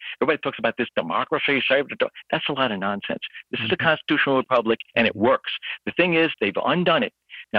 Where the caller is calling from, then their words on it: New York, United States; I'm over in New York.